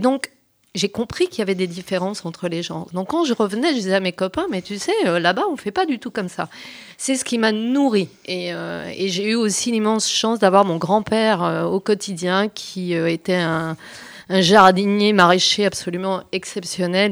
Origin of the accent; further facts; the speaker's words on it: Champagne, Grand Est, France; moved away; also born or lived in Portugal (ancestry) / south of France; depuis que je suis enfant, euh, j'ai euh, baigné, mais, j'ai été bercée par une double culture, mes parents étant des immigrés portugais, installés en Champagne